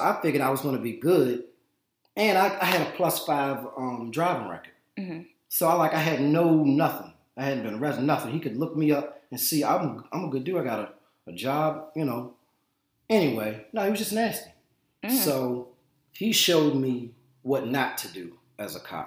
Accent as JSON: {"language": "English", "town": "Richmond", "region": "Virginia", "country": "United States", "tie": "born or raised there", "said": "I grew up in Richmond, Virginia, well, Henrico County, which, you know, is on the border of Richmond"}